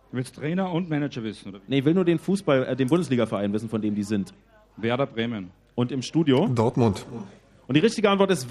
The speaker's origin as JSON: {"language": "German", "country": "Austria", "said": "Ich komme aus Österreich."}